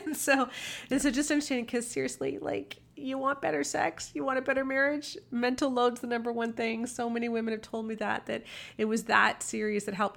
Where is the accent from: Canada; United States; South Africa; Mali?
Canada; I am Canadian